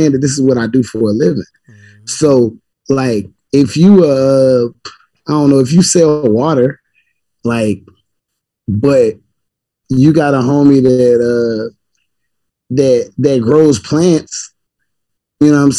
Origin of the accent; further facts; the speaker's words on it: Georgia, United States; now in Norfolk, United States; I'm from Georgia